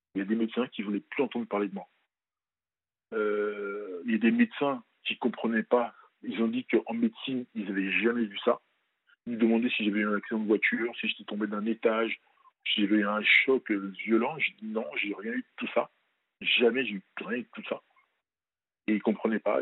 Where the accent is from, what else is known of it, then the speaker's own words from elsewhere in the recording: France; also born or lived in Benin; je suis né au Bénin, mais je pas, j'ai pas grandi là-bas. Et euh, je suis venu à l'âge de 5-6 ans en France.